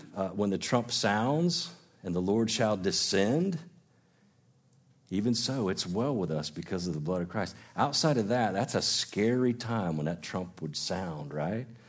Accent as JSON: {"language": "English", "region": "Illinois", "country": "United States", "tie": "born or raised there", "moved": "yes", "lives_now": "Gainesville, United States", "said": "I grew up in Illinois"}